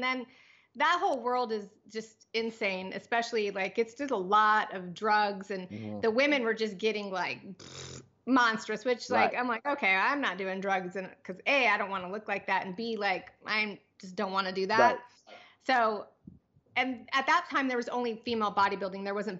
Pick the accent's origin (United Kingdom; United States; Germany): United States; Pomona, California; born there; No, actually I was born in Pomona. My dad came to the US when he was 18 and came to California.